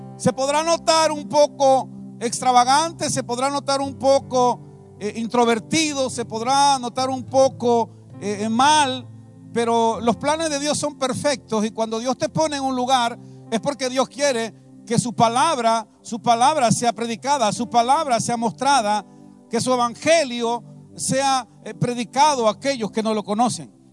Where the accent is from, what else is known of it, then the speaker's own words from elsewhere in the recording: Veracruz, Mexico; moved away as an adult; also born or lived in San Vicente Tancuayalab, San Luis Potosí; now in San Luis Potosí, Mexico; porque soy de Veracruz, vengo del estado de San Luis Potosí, pero soy veracruzano